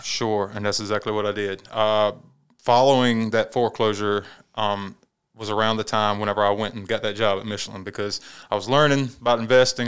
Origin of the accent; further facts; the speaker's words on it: Saluda, South Carolina, United States; I'm from Saluda. I grew up down there, uh, around ramp three and ramp four. That's actually Saluda County.